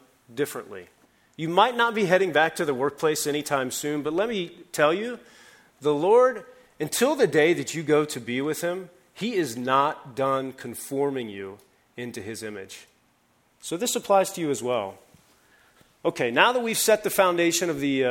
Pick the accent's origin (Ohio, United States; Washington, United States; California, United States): Ohio, United States; Columbus; moved away; Back in Ohio, I'm from Columbus, Ohio